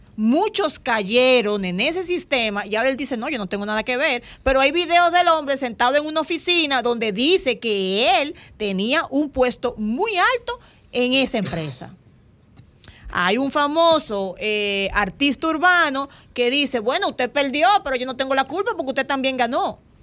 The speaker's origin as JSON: {"language": "Spanish", "country": "Dominican Republic"}